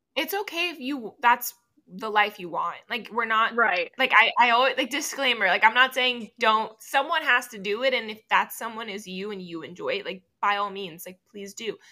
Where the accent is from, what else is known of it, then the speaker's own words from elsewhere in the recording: Miami, Florida, United States; first language Spanish; English is a second language; moved away as an adult; now in Knoxville, United States; I'm from Miami, Florida.